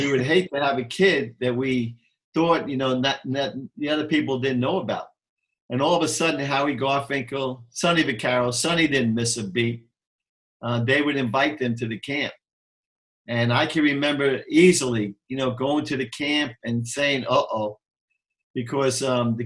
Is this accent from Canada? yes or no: no; New York City, New York, United States; I was from New York, even though I'm from the Bronx